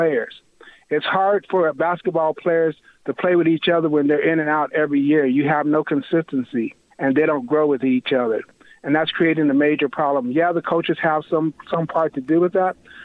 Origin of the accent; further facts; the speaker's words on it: El Paso, Texas, United States; I'm from El Paso originally